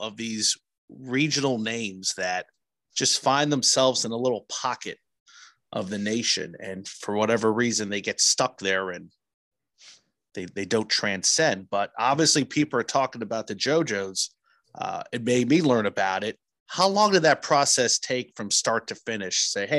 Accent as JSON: {"language": "English", "region": "New Jersey", "country": "United States", "tie": "born or raised there", "moved": "yes", "said": "Growing up in New Jersey"}